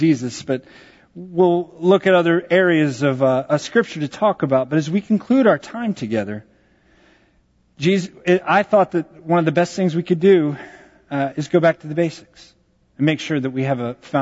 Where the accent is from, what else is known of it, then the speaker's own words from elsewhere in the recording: Texas, United States; I grew up in Texas.